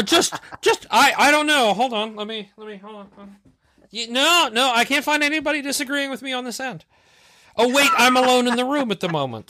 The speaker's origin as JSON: {"language": "English", "region": "North Carolina", "country": "United States", "tie": "born or raised there", "also_born_or_lived": "Pennsylvania", "accent": "southern", "said": "I was born in Pennsylvania, and we moved to North Carolina when I was, like, four"}